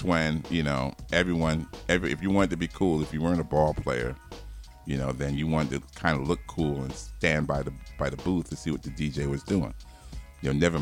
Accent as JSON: {"language": "English", "town": "Babylon", "region": "New York", "country": "United States", "tie": "born or raised there", "also_born_or_lived": "Moore Haven, Florida", "moved": "yes", "lives_now": "Orlando, United States", "said": "grew up on Long Island in Suffolk County"}